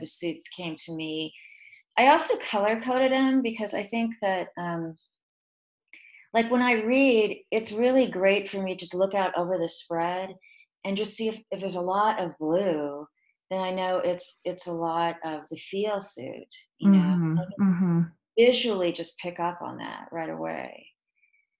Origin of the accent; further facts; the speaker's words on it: Portland, Oregon, United States; also born or lived in San Francisco, California; now in Athens, United States; Grew up in Portland, Oregon